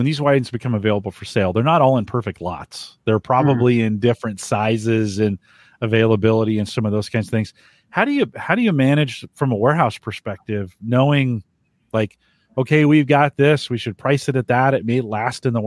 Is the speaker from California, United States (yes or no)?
yes; Bay Area, California, United States; I grew up in the Bay Area